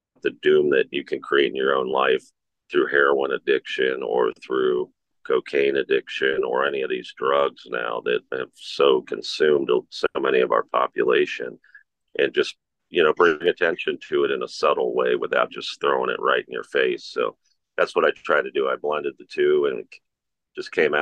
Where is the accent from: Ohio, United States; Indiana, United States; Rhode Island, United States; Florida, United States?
Ohio, United States; Cincinnati; my hometown show because I'm from Cincinnati